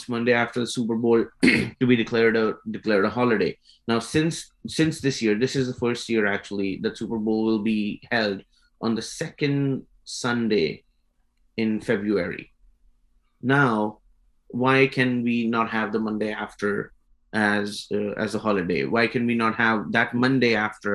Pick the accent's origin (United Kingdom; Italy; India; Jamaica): India; moved away as an adult; now in United States; I come from India